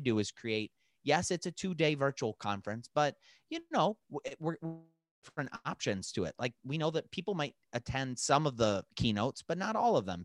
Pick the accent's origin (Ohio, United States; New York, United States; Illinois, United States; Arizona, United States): Ohio, United States; Lakewood; my hometown of Lakewood, Ohio